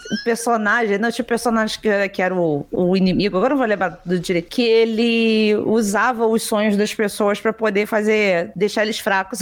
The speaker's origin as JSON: {"language": "Portuguese", "region": "Rio de Janeiro", "country": "Brazil", "said": "sou do Rio de Janeiro"}